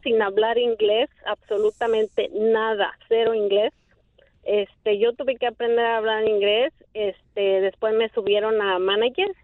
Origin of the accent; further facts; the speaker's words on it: Mexico City, Mexico; moved away as an adult; now in United States; yo soy del Distrito Federal